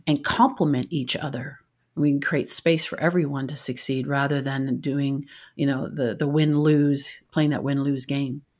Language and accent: English; Canada; moved away; I'm originally from Canada